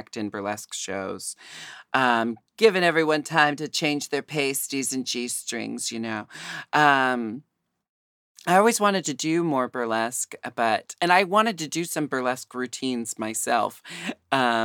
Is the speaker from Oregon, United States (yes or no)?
yes; Portland, Oregon, United States; moved away; also born or lived in Seattle; I was born and raised in Portland and I'm happy to be back here